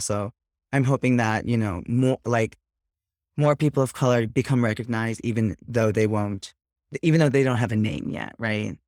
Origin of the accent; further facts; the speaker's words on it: Jersey Shore, New Jersey, United States; also born or lived in New York City; I'm from the Jersey Shore